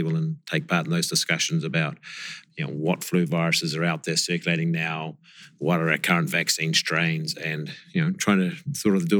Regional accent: New Zealand; moved away as an adult; now in Memphis, United States; originally a New Zealander, so I did my studies down in New Zealand on viruses.

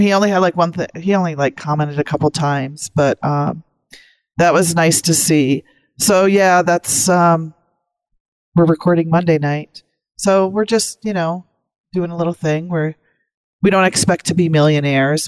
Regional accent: North Dakota, United States; also born or lived in Maryland / DC area; now in Cheyenne, United States; growing up in North Dakota

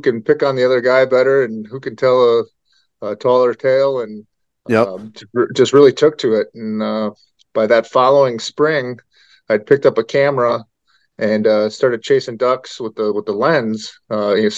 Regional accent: Sturgeon Bay, Wisconsin, United States; I grew up in Sturgeon Bay, Wisconsin, which is about a half hour north of Green Bay, a small little town of 9,000

